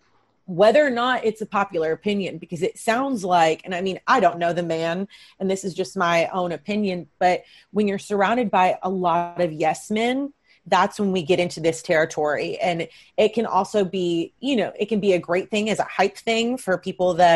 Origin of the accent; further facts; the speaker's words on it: Kentucky, United States; now in Los Angeles, United States; I'm from Kentucky. I'm from a small town.